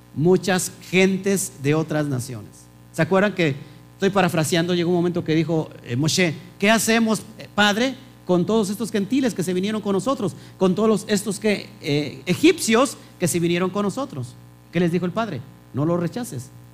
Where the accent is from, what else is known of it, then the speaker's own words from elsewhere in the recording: Mexico; como mexicanos